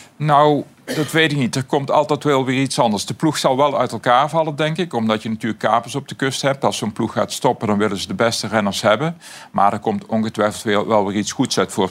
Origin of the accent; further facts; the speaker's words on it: Aarle-Rixtel, North Brabant, Netherlands; uit mijn geboortedorp Aler